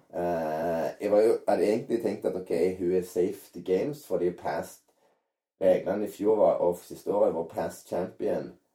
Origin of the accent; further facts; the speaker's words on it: Norway; moved away; also born or lived in San Diego, United States; hjemme i Norge